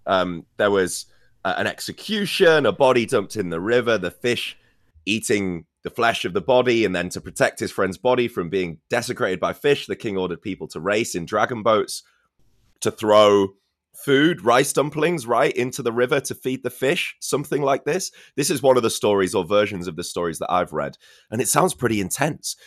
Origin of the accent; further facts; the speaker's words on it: Scarborough, Yorkshire and the Humber, United Kingdom; in my hometown we also have a special kind of boat race in hmm. Scarborough in in the northeast